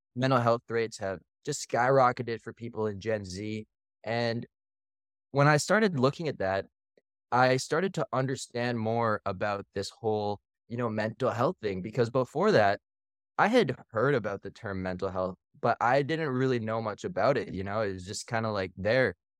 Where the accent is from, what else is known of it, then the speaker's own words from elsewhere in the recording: Canada; also born or lived in Philippines; now in Austin, United States; living and spending most of our time growing up in Canada and then moving to the Philippines